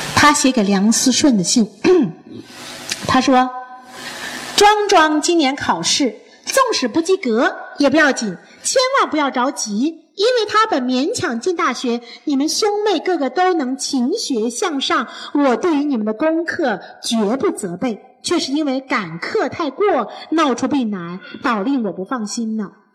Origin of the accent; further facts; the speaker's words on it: China; 我们中国人喜欢用一个孝字